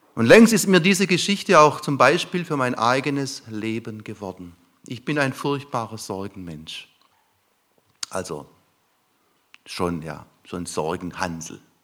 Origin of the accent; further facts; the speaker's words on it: lower Neckar valley near Heidelberg, Baden-Württemberg, Germany; Wir fuhren ins untere Neckartal Richtung Heidelberg zu. Ich komme aus der Gegend.